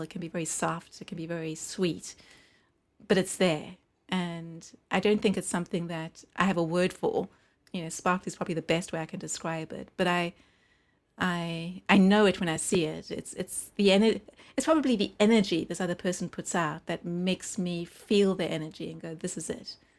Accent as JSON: {"language": "English", "country": "South Africa", "also_born_or_lived": "United Kingdom", "moved": "yes", "lives_now": "Los Angeles, United States", "said": "we're living in the U K as a New Yorker and a South African"}